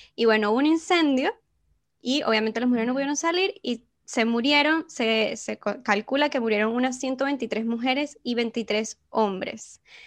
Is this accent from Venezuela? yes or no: yes; Venezuela; moved away; como venezolanas